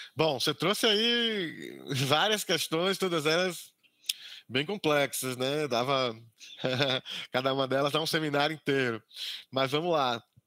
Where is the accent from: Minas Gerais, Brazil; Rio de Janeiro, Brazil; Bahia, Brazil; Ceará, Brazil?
Bahia, Brazil; Camacã; eu sou natural aqui do interior da Bahia, é, de Camacã, no interior da Bahia